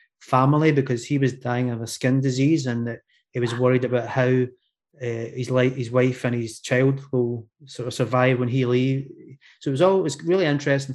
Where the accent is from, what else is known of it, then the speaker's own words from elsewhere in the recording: Glasgow, Scotland, United Kingdom; accent: Scottish; I'm from Scotland, Glasgow in Scotland, for those of you that can understand my accent